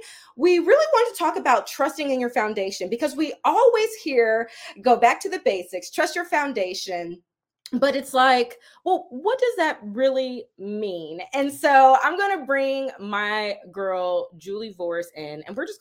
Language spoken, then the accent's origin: English; Indiana, United States; Indiana, my hometown, where I'm from.